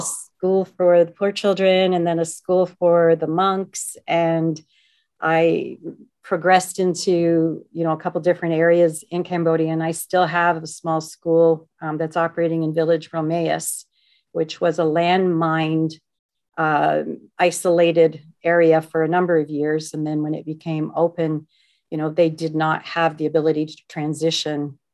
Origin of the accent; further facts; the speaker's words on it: Canada; being Canadian